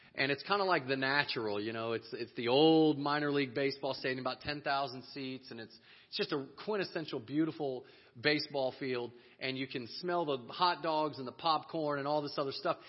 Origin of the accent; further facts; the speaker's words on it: Texas, United States; we're from Texas